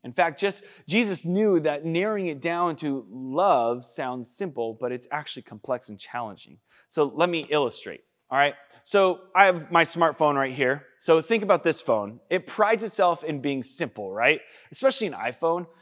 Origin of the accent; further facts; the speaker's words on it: United States; I'm from Washington